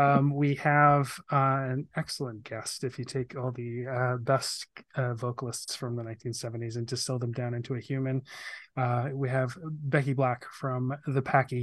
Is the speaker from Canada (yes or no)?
yes; Vancouver, British Columbia, Canada; growing up in Vancouver, I think it's fairly impossible not to at least have been aware of them.